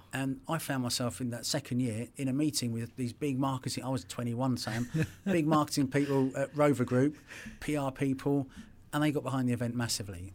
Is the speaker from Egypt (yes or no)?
no; England, United Kingdom; I'm English